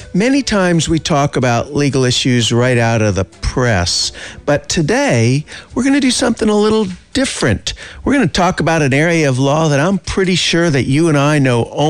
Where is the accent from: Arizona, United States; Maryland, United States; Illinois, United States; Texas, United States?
Texas, United States; moved away; I'm from Texas originally